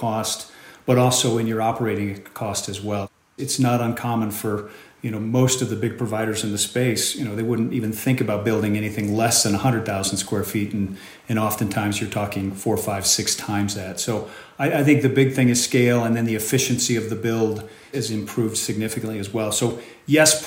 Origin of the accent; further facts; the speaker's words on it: Omaha, Nebraska, United States; my hometown of Omaha, Nebraska.